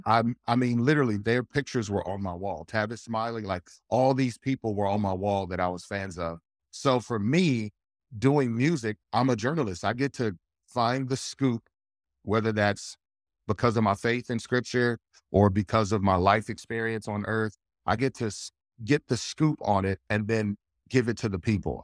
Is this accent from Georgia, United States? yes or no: no; north of Houston, East Texas, United States; I grew up in Texas, I grew up in East Texas, right north of Houston